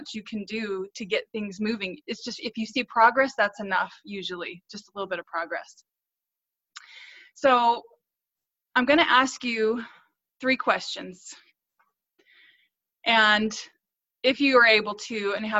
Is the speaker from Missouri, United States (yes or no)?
yes; North Central Missouri, United States; So I grew up in North Central Missouri